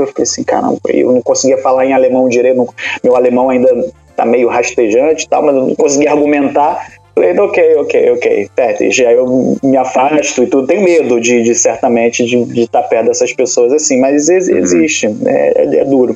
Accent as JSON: {"language": "Portuguese", "town": "Niterói", "region": "Rio de Janeiro", "country": "Brazil", "moved": "as an adult", "lives_now": "Germany", "said": "sou de Niterói, né? Eu sou de cidade grande e tal"}